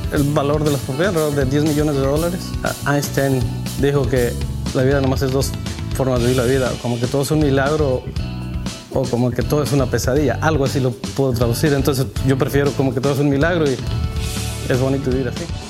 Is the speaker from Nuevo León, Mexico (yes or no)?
no; Zacatecas, Mexico; moved away as an adult; also born or lived in Georgia, United States; now in United States; yo soy de Zacatecas, de un estado de México, y vengo, bueno, yo a Estados Unidos me vine cuando tenía alrededor de 18, 19 años.